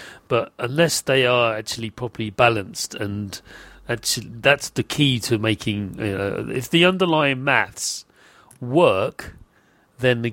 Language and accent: English; United Kingdom; I'm British